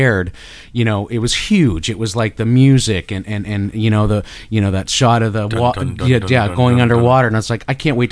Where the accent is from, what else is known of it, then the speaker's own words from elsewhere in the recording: Canada; accent: Canadian; my Canadian accent